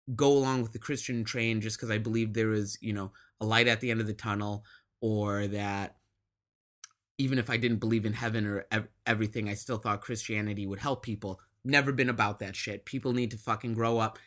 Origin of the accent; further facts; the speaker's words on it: Midwest, United States; I grew up in the Midwest